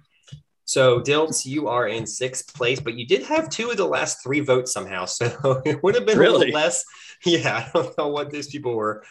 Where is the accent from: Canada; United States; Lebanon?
United States; New Jersey; I'm from Jersey